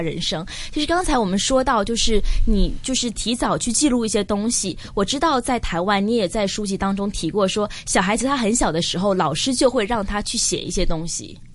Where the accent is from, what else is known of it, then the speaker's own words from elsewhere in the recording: Hong Kong; 但是我们香港人可能是反过来